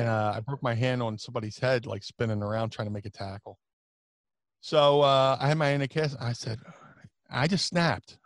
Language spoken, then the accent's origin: English; Atlantic City, New Jersey, United States; also born or lived in Philadelphia / Ohio; I grew up in Atlantic City